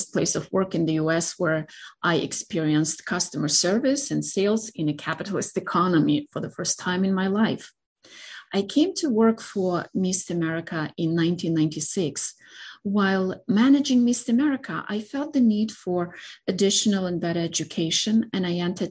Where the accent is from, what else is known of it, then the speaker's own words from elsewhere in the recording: Rohatyn, Ivano-Frankivsk Oblast, Ukraine; English is a second language; moved away as an adult; also born or lived in Chernivtsi, Ukraine; now in United States; I was born and grew up in Rohatyn, an ancient Ukrainian town in Ivano-Frankivsk region